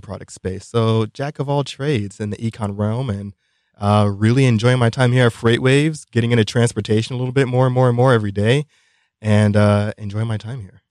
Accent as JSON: {"language": "English", "town": "New York City", "region": "New York", "country": "United States", "tie": "born or raised there", "said": "I was born in Brooklyn, New York"}